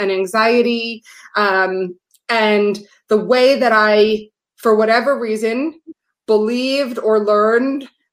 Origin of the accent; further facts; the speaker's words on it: New York City, New York, United States; I grew up in New York City